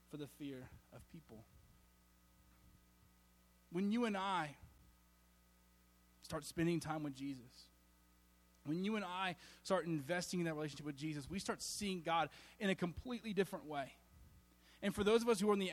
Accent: Alabama, United States; I was from Alabama. And so I still am.

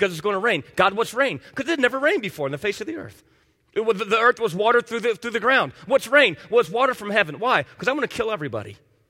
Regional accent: Miami, Florida, United States; like I grew up in Miami

